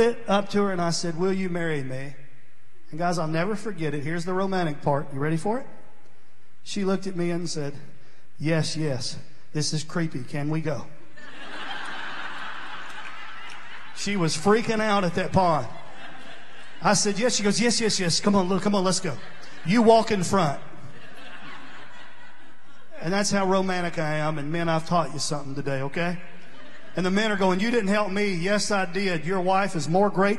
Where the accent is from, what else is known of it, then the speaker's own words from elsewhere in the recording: New Johnsonville, Tennessee, United States; I grew up in Vegas, New Johnsonville, Tennessee. Down there it is. You got eaten up with mosquitoes.